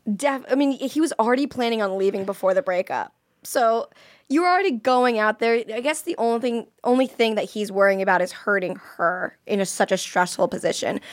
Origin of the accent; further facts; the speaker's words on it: Florida, United States; I'm from Florida